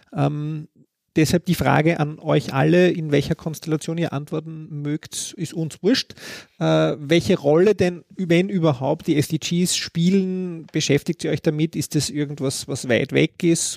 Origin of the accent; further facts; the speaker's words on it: Austria; bei uns in Österreich